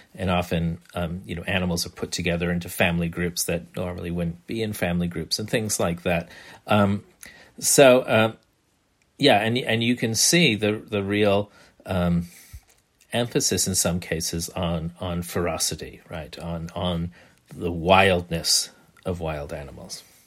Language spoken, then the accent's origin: English; New Bedford, Massachusetts, United States; my hometown of New Bedford, Massachusetts